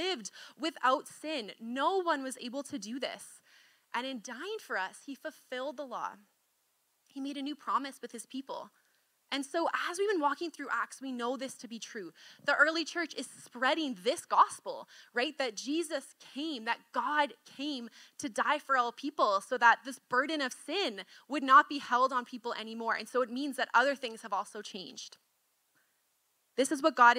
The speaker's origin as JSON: {"language": "English", "town": "Kelowna", "region": "British Columbia", "country": "Canada", "tie": "born or raised there", "said": "we grew up in Kelowna"}